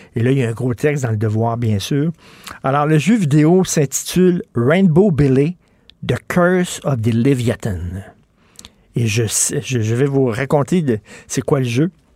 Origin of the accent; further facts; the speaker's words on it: Quebec, Canada; Je suis québécois